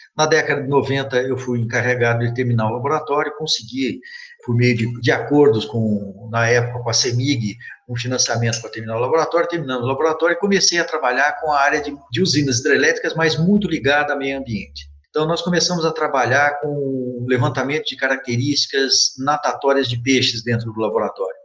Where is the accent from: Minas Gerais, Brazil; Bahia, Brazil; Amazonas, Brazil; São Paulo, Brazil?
São Paulo, Brazil; Mococa; moved away as an adult; also born or lived in Belo Horizonte; now in Itajubá, Brazil; eu sou um cidadão de, do interior do estado de São Paulo, que eu sou de Mococa